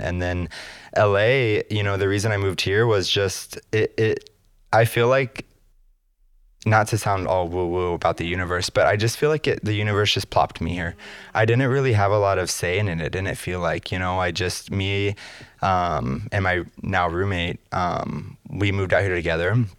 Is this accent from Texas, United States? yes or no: yes; New Braunfels, Texas, United States; moved away as an adult; also born or lived in Dallas / Austin; now in Los Angeles, United States; I grew up in New Braunfels